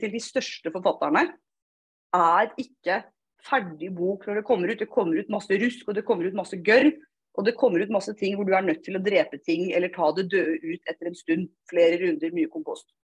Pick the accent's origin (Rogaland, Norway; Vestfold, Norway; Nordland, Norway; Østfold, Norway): Østfold, Norway; Fredrikstad; accent: Østfold dialect; For å si det på østfoldsk, jeg er fra Fredrikstad.